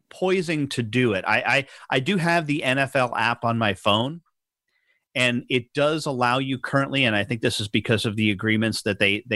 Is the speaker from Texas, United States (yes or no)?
no; New York, United States; moved away; I grew up in New York and I'm a huge New York Mets fan